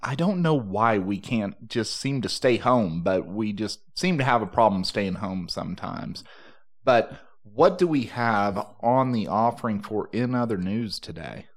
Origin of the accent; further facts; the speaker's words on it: Texas, United States; growing up in Texas